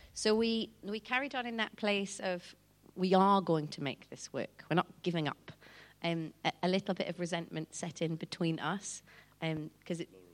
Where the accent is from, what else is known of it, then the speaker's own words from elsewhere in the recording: Newcastle upon Tyne, North East England, United Kingdom; moved away as an adult; now in South Africa; I'm from Newcastle originally